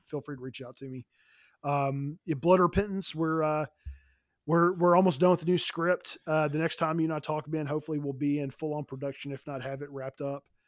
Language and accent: English; Nashville, Tennessee, United States; moved away; I'm originally from Nashville